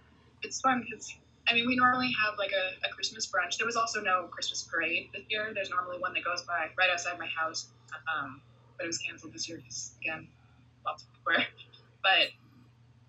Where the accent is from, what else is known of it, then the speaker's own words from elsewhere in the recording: British Columbia, Canada; moved away; I'm from Canada, British Columbia, so there's a place called Nanaimo, which is not where I'm from